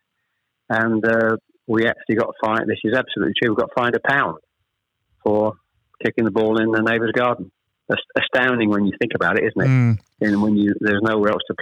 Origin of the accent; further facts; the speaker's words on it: Chelmsford, East of England, United Kingdom; also born or lived in Ashton-under-Lyne, Greater Manchester; We actually moved south from Manchester. I was born in Ashton-under-Lyne. We actually moved south to Chelmsford when I was probably